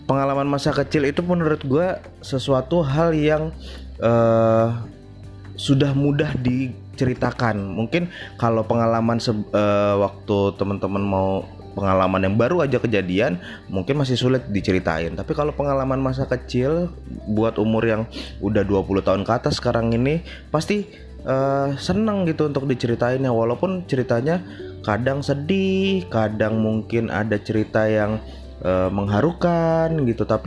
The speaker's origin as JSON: {"language": "Indonesian", "region": "Jakarta", "country": "Indonesia", "tie": "born or raised there", "said": "tapi masih masa kecil gue ada di Jakarta"}